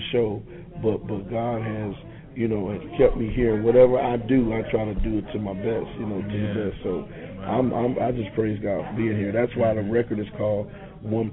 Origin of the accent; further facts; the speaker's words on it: Los Angeles, California, United States; now in Houston, United States; I grew up in Los Angeles, California. Moved to Houston, Texas